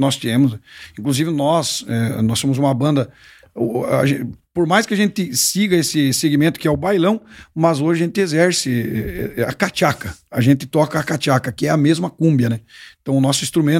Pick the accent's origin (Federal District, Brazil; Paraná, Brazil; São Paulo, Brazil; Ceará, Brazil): Paraná, Brazil; Santa Isabel do Oeste; now in Três de Maio, Brazil; sou paranaense, Guri. Eu sou do sudoeste do Paraná, numa cidade chamada Santa Isabel do Oeste.